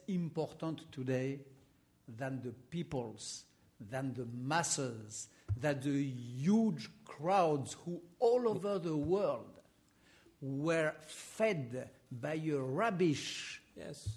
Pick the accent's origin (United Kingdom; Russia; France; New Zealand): France; accent: French; English is a second language; my French accent